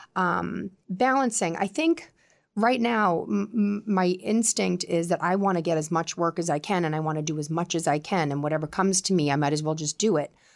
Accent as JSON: {"language": "English", "town": "Quincy", "region": "Massachusetts", "country": "United States", "tie": "born or raised there", "accent": "Boston", "lives_now": "Scituate, United States", "said": "I grew up in Quincy"}